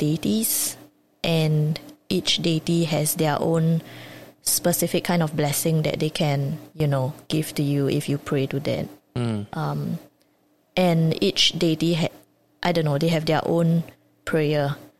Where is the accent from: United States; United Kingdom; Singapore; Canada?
Singapore; I grew up in Singapore